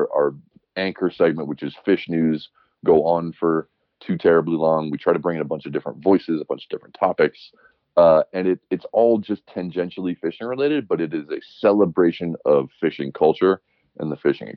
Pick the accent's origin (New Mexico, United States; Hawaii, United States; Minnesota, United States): Hawaii, United States; Oahu; also born or lived in Alaska / Montana; now in Bozeman, United States; I grew up on Oahu where there's far less of a hunting culture